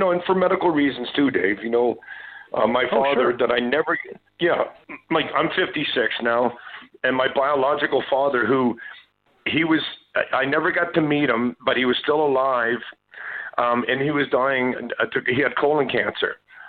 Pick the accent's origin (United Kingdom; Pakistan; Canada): Canada; Saint John, New Brunswick; born there; And my adopted dad, before his passing, he told me that I was adopted. And that I came upriver from St. John, New Brunswick.